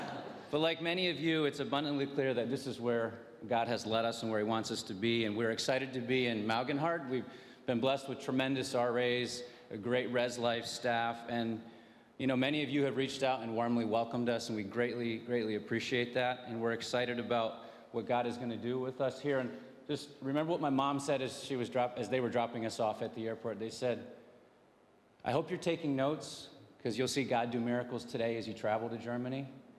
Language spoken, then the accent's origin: English; Venezuela; My parents moved to Venezuela as dorm parents and teachers, so my two younger sisters and I were born and raised in Venezuela, and so grateful to have been raised in a Christ-centered home and environment